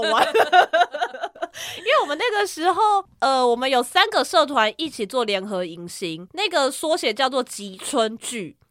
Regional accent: Kaohsiung, Taiwan; 我是来自高雄的前镇高中

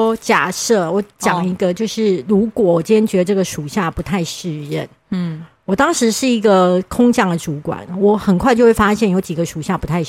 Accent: southern Taiwan, Taiwan; 哦，不好意思，你知道我们南部人就是诚实，

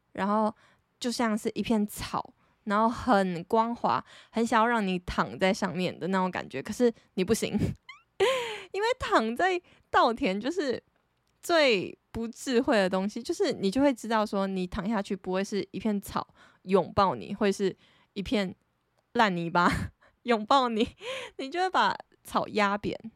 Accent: Taitung, Taitung County, Taiwan; 因为我是台东人

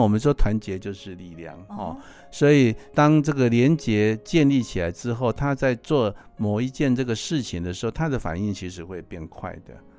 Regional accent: Taiwan; 我们中国人， 我们台湾人或者是老人家，我们很难把这个爱能够说出口

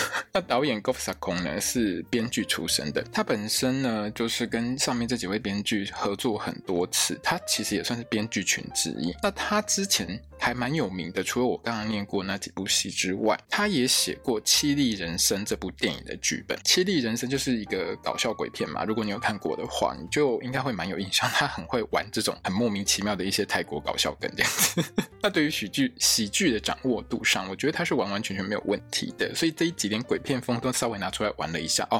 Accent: Taiwan; 就像我们现在很喜欢在台湾，我们常常会讲

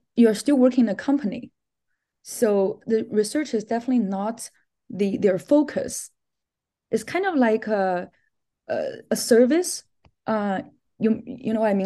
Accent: China; moved away as an adult; also born or lived in Minnesota, United States; I'm originally from China

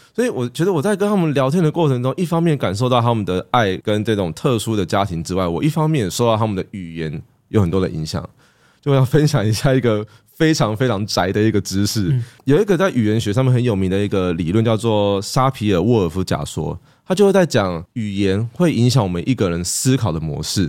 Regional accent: Taiwan; 我们都还是在台湾长大的人

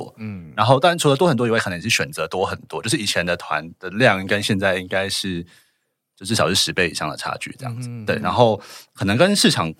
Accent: Taipei, Taiwan; 我台北人

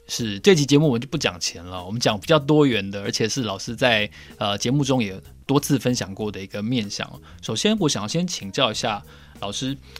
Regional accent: Taiwan; 我们台湾人

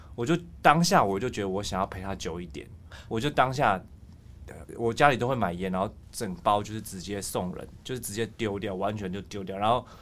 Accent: Chiayi, Taiwan; moved away; 因为那个时候我我老家在嘉义

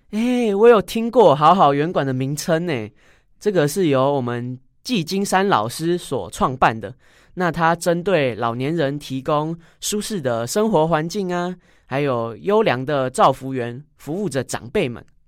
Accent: Zhongli, Taoyuan, Taiwan; 我来自中立，我是超级中立人

